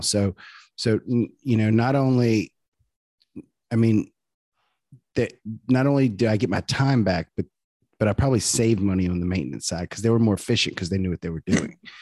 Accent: near Zachary, Louisiana, United States; Lizzie is, is from my hometown, well, nearby my hometown. She's from Zachary, Louisiana

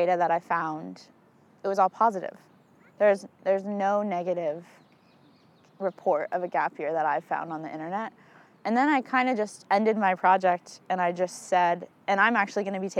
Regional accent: Arlington, Virginia, United States; I grew up in Arlington, Virginia. I've lived there for 19 years

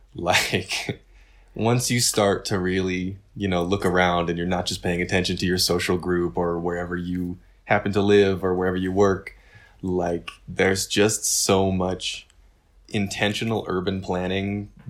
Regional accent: California, United States; born there; I mean, like Nina, I was born in California.

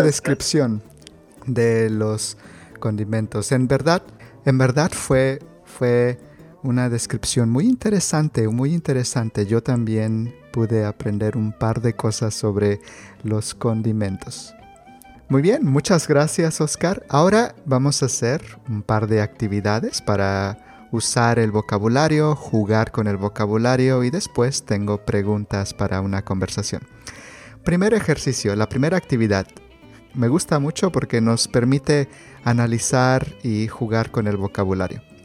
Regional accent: Mexico; yo crecí en, en el Estado de México, en la Ciudad de México

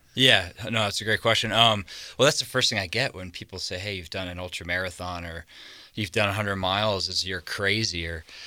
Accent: just south of Boston, Massachusetts, United States; now in Montana, United States; East Coast, I've just grown up just south of Boston.

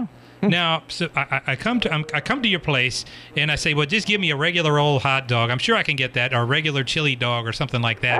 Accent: Baton Rouge, Louisiana, United States; I'm from Baton Rouge

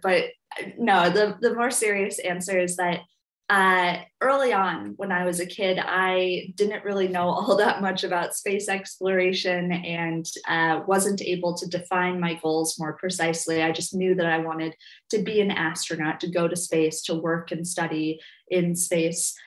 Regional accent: Minneapolis, Minnesota, United States; I grew up in the Twin Cities, so in the Midwest

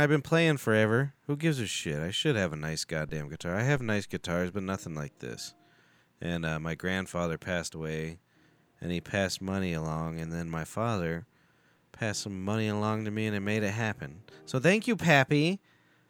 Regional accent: United States; I'm fucking American.

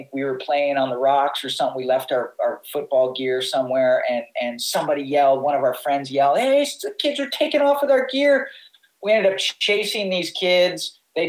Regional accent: New York City, New York, United States; now in Hawaii, United States; growing up in New York City

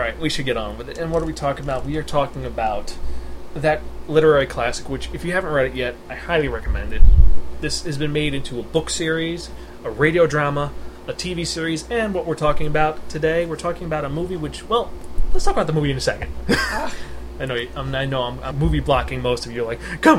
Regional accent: United States

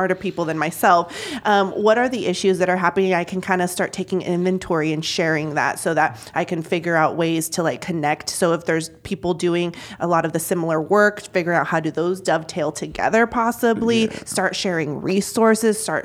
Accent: Junction City, United States; also born or lived in San Diego / Mexico; my family moving here in 1989, I was 2 years old. We moved to Junction City from San Diego

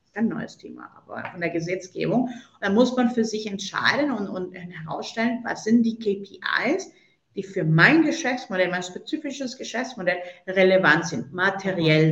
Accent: Colombia; moved away; gebürtige Kolumbianerin

